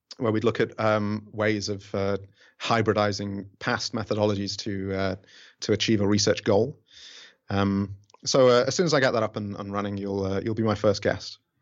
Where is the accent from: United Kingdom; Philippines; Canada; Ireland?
United Kingdom; Rotherham, Yorkshire and the Humber; now in Fukuoka, Japan; my hometown kit, which is Rotherham, uh, in England